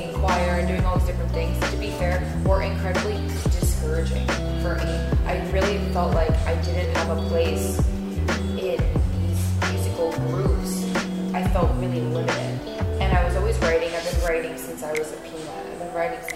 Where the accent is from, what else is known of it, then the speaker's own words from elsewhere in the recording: Olathe, Kansas, United States; also born or lived in New Jersey / Brooklyn, New York; now in New York, United States; I was born in Jersey and moved to Kansas when I was 5.